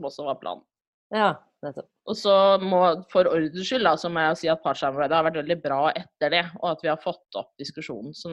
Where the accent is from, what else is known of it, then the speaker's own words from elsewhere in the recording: Rjukan, Telemark, Norway; now in Trondheim, Norway; Ja, det blir sånn trøndersk innimellom her, tror jeg. Men jeg er egentlig fra Rjukan da, i Telemark.